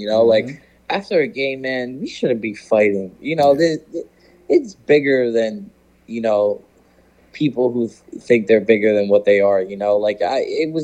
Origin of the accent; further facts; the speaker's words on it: Tampa, Florida, United States; also born or lived in New Jersey; growing up in Tampa